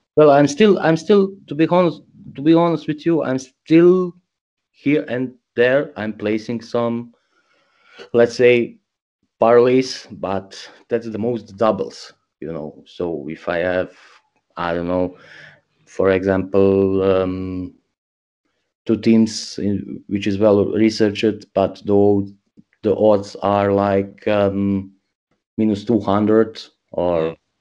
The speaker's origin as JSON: {"language": "English", "town": "Zagreb", "region": "City of Zagreb", "country": "Croatia", "tie": "born or raised there", "also_born_or_lived": "Bosnia", "second_language": "English", "moved": "as an adult", "lives_now": "Germany", "said": "I am born in small village in Bosnia. I was raised in Zagreb. That's the main capital of Croatia."}